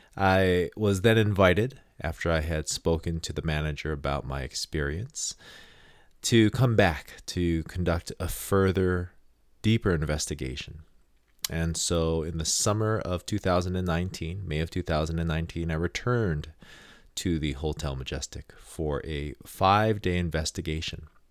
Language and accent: English; Hawaii, United States; I am from Hawaii